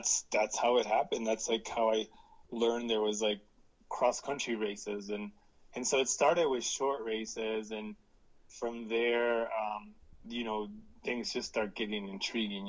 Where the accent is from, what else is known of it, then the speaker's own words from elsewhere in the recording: central coast of California, United States; I was born actually in Southern California, and both of my parents are migrant workers, and they already knew California pretty well because they would come in and work every year. And we were lucky to move to a farm in the central coast of California